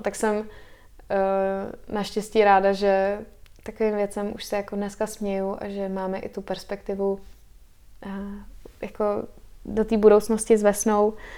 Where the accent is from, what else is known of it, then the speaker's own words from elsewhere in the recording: Czechia; also born or lived in United States / Spain; my jako Češi máme blízko k přírodě